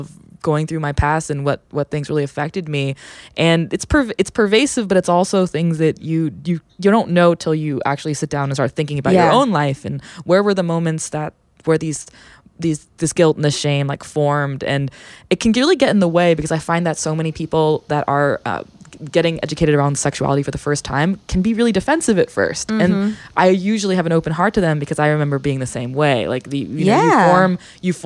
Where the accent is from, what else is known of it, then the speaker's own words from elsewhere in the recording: Sacramento, California, United States; moved away as an adult; also born or lived in Bay Area; now in San Francisco Bay Area, United States; I've been in the Bay Area for over a decade, I grew up in Sacramento